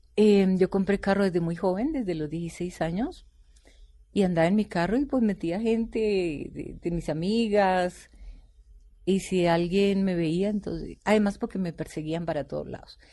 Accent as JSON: {"language": "Spanish", "region": "Bogotá", "country": "Colombia", "tie": "born or raised there", "said": "Yo soy bogotana pura"}